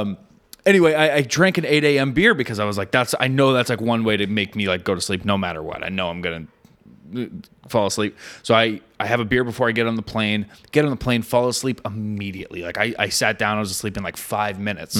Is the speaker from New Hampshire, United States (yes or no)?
yes; New Hampshire, United States; I'm from New Hampshire.